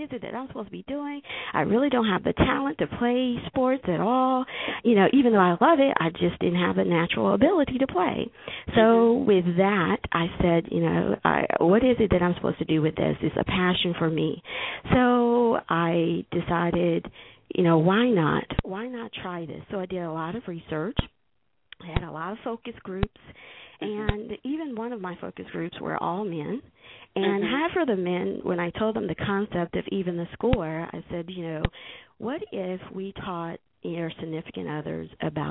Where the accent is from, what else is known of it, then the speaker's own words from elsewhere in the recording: Laurel, Mississippi, United States; I grew up in Laurel, Mississippi